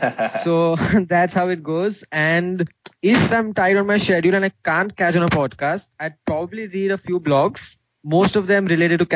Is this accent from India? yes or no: yes; India; also born or lived in Mumbai; I am an Indian, as you all know. I live in the city of Mumbai.